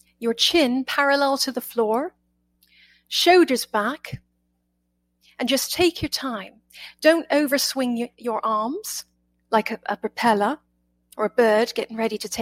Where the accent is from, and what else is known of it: United Kingdom; accent: British; now in United States